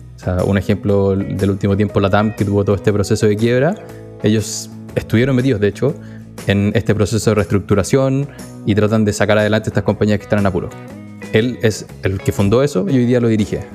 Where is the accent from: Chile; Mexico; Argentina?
Chile; moved away